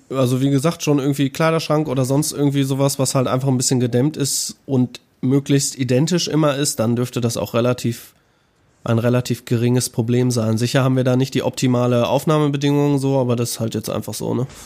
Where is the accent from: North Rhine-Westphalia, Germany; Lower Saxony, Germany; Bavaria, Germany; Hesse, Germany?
North Rhine-Westphalia, Germany; Äh, ich habe überhaupt keinen Dialekt. Ich bin Nordrhein-Westfaler